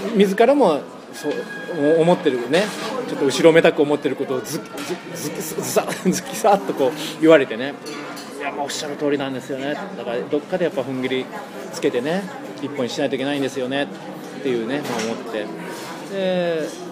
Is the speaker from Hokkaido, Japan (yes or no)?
no; Kitakyushu, Fukuoka, Japan; moved away as an adult; now in Fukuoka, Japan; これが自分の出身地だったらよできなかったよね世間体とかあるから小倉だといろいろねよく知ってる人とかいっぱいいるから